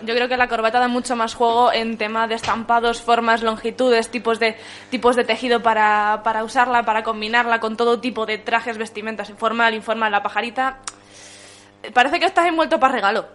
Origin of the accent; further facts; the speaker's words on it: Madrid, Community of Madrid, Spain; Yo como buena madrileña